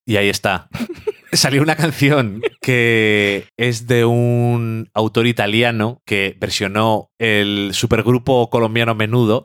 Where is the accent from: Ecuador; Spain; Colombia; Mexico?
Spain; Yo soy de España, decimos la J bien